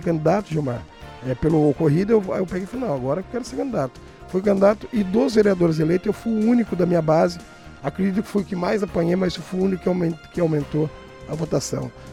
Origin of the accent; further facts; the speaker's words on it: Brazil; eu sou nascido e criado no Datuba